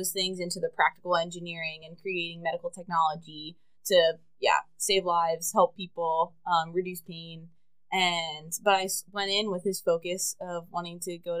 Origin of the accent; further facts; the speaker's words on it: Harrisburg area, central Pennsylvania, United States; moved away as an adult; also born or lived in Pittsburgh; now in Denver, United States; I'm from central Pennsylvania. I grew up in the Harrisburg area, but out in the country, surrounded by a bunch of woods